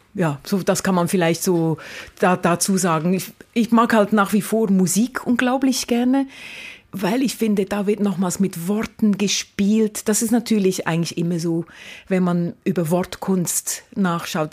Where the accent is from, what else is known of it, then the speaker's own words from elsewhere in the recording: Lucerne, Switzerland; moved away as an adult; also born or lived in Mombasa, Kenya / Cologne / Hamburg / Leipzig; now in Karlsruhe, Germany; ich bin in einem kleinen Häuschen aufgewachsen in der Stadt Luzern mit fünf Geschwistern